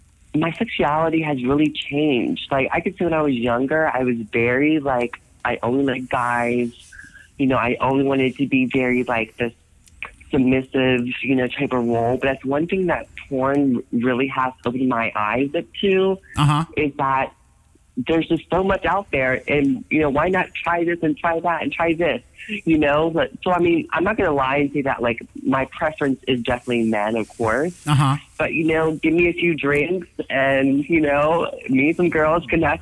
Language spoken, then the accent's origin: English; United States; I'm American.